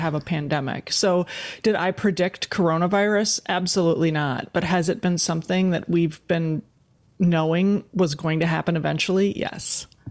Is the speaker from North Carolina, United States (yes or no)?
no; West Bend, Wisconsin, United States; also born or lived in Green Bay, Wisconsin; we were raised in West Bend, Wisconsin